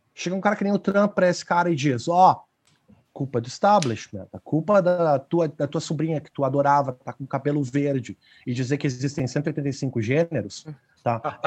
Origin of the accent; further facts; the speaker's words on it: Brazil; nós que somos brasileiros